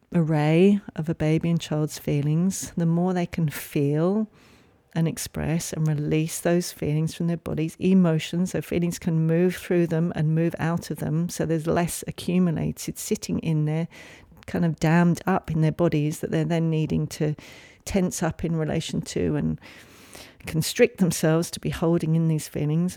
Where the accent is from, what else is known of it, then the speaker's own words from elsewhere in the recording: England, United Kingdom; moved away; I grew up in England